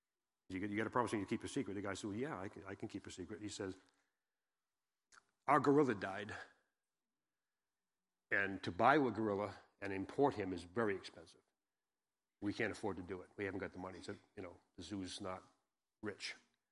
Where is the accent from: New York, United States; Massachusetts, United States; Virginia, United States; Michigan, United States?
Massachusetts, United States; now in Jackson, United States; I've been in Jackson, like I said, 33 years. I came from Massachusetts, I right near Cape Cod. So if you hear me park my car, don't hold that against me.